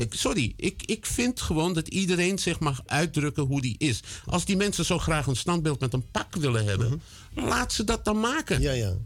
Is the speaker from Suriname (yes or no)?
no; Netherlands; Ik woon 68 jaar hier. ik ben hier gevormd.